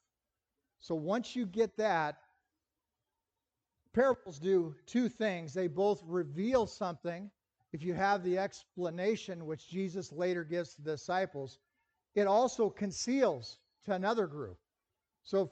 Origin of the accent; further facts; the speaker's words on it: Lincoln, Nebraska, United States; I grew up in Lincoln